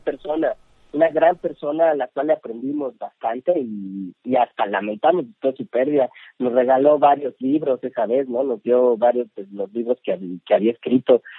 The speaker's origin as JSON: {"language": "Spanish", "country": "Mexico", "said": "qué nos distingue como mexicanos"}